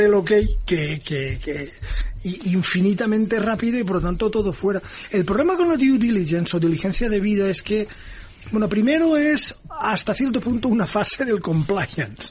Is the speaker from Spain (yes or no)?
yes; Valencia, Valencian Community, Spain; also born or lived in United States; en Valencia, que es mi tierra